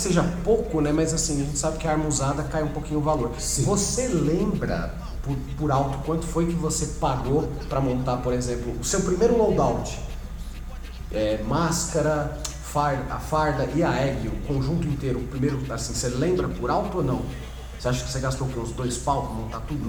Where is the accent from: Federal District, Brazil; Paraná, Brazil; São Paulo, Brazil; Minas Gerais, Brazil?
São Paulo, Brazil; a gente é aqui de São Paulo